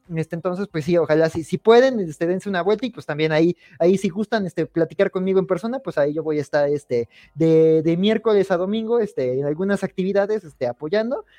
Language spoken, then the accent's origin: Spanish; Mexico; nosotros como mexicanos